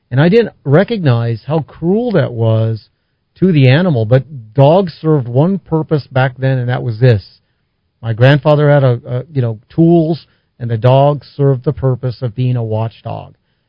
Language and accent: English; Albuquerque, New Mexico, United States; when I grew up on South Broadway, kind of a blighted area of Albuquerque back then and even now